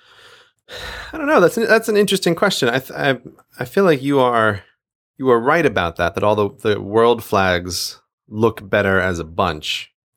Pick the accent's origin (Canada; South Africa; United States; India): United States; now in London, United Kingdom; I am American